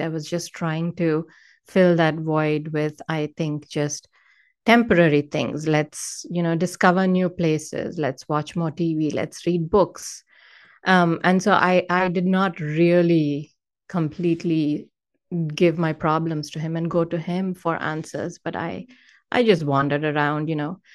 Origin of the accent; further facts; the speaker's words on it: India; moved away as an adult; now in Northern California, United States; I was born and raised in India. I moved to the U S in two thousand eight